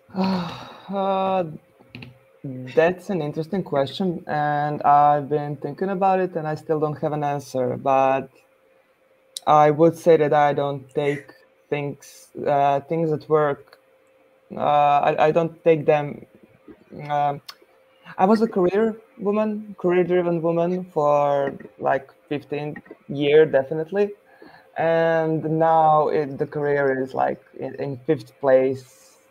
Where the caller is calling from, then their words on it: Zagreb, City of Zagreb, Croatia; I'm calling from Zagreb, Croatia